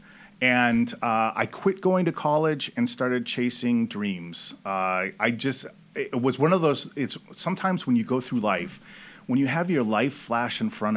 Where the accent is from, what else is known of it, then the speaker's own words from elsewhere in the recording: Fresno, California, United States; moved away as an adult; also born or lived in Sacramento, California; I moved to Fresno when I was 5 years old. And so, you know, all of the time that I grew up was always around Fresno and Clovis